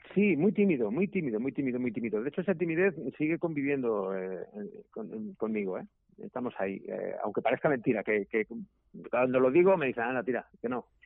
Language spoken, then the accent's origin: Spanish; Zaragoza, Aragon, Spain; yo soy de Zaragoza